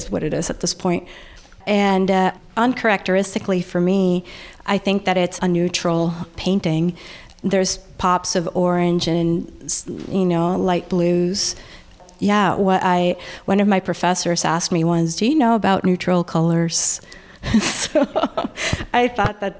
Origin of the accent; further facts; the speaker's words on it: El Salvador; moved away; When I was growing up in El Salvador